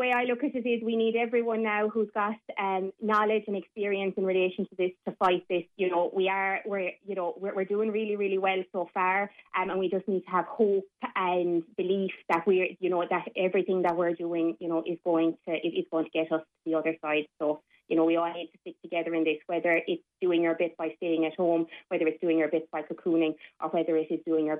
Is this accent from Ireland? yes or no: yes; Ireland; I know as Irish people, we tend to be very proud and we tend to, you know, try to be very independent.